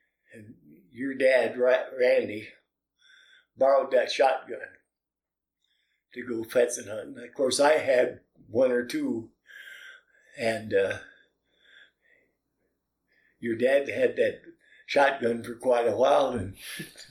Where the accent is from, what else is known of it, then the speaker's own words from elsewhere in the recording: Iowa, United States; also born or lived in Missouri; I was born on December 24, 35, and we come to Iowa in March of 36